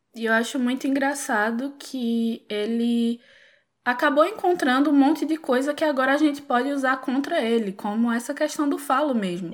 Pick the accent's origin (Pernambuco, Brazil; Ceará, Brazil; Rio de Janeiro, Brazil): Pernambuco, Brazil; sou pernambucana, como já deve ter dado para perceber pelo sotaque